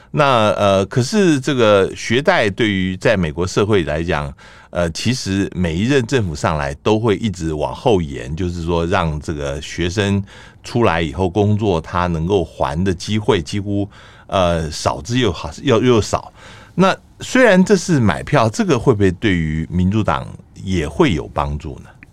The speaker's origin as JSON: {"language": "Chinese", "country": "Taiwan", "said": "我们台湾"}